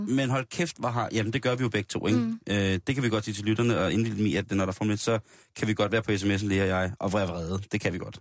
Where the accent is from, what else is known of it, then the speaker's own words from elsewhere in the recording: Denmark; vi som danskere